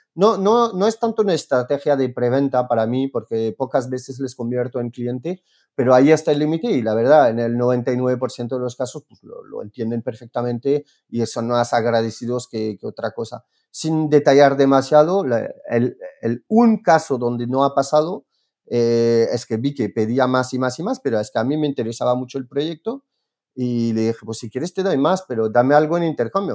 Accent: France; Spanish is a second language; moved away; soy, soy francés.

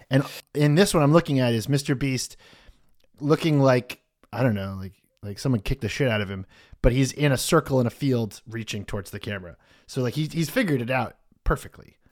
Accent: United States; I'm American

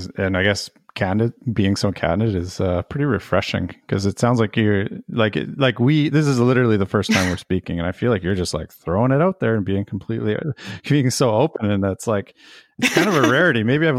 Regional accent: Canada; because I'm actually from Canada originally.

